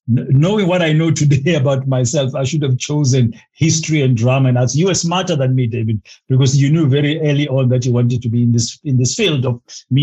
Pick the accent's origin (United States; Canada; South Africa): South Africa; Soweto, Gauteng; moved away as an adult; also born or lived in Maputo, Mozambique; growing up in Kansas, as we used to call it, White City Jabavu in Soweto in the 60s was not easy